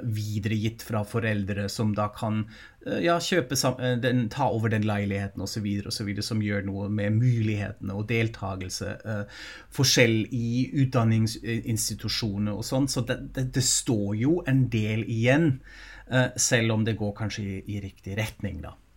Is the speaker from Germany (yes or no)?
yes; Germany; moved away; jeg er jo tysk selv